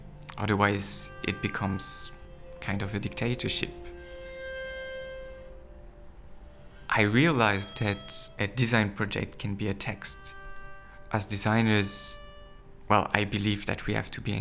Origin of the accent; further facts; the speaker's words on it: France; moved away; I'm from France.